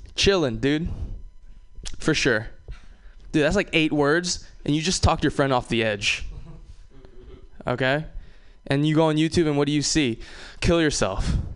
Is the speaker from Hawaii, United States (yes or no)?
yes; Hawaii, United States; moved away; I'm from Hawaii. Uh, it's uh, you know, growing up in Hawaii was awesome